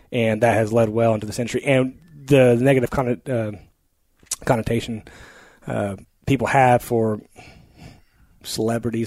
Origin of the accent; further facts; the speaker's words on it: central Oklahoma, United States; also born or lived in California; ended up back in central Oklahoma, which is where my family's